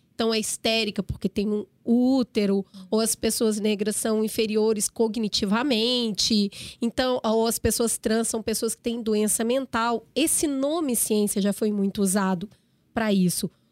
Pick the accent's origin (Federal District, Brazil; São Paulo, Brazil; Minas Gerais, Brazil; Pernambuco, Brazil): Minas Gerais, Brazil; Eu, como mineira